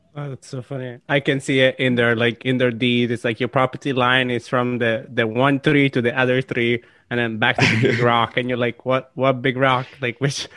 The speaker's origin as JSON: {"language": "English", "country": "Italy", "tie": "born or raised there", "moved": "yes", "lives_now": "United States", "said": "being born and raised in Italy"}